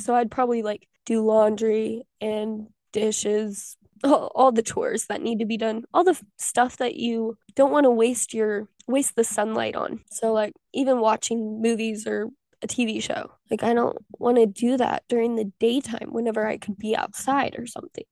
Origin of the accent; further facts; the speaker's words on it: Southwest Missouri, United States; moved away as an adult; also born or lived in Pittsburg, Kansas; now in Texas, United States; I am from Southwest Missouri, baby, and I live in Texas